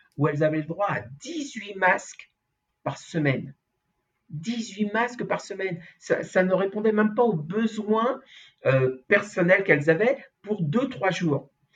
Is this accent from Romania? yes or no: no; Paris, Île-de-France, France; also born or lived in Antilles (ancestry); je suis d'origine euh, antillaise, même si je suis né euh, sur Paris, dans le 6 sixième en plus